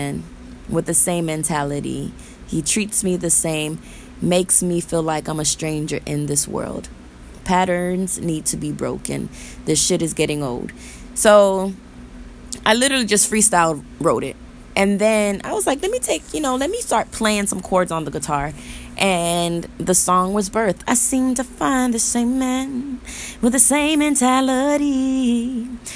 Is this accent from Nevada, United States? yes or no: no; Florida, United States; moved away as an adult; now in California, United States; I'm born and raised in Florida.